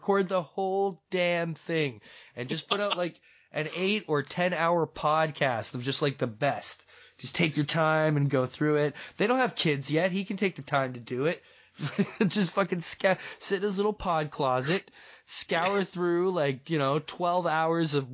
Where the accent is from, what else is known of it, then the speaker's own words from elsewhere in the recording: Toronto, Ontario, Canada; my hometown fan expo